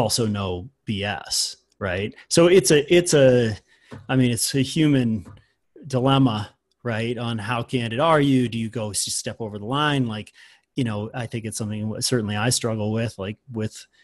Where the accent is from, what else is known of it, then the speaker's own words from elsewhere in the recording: around Boston and New York, East Coast, United States; moved away as an adult; now in Boulder, United States; I grew up on the East Coast for the first 18 years of my life, and you know, around Boston and New York